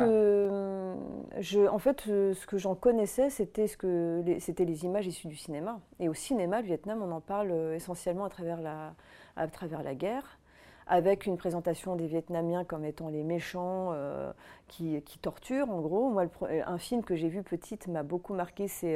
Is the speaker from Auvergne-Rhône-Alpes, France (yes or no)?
yes; Auvergne-Rhône-Alpes, France; j'ai grandi quelque part dans la région Rhône-Alpes, dans les montagnes